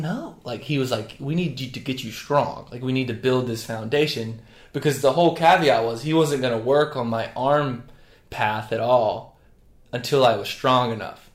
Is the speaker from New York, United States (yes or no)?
no; North Carolina, United States; now in Charleston, United States; I grew up in North Carolina, the better of the Carolinas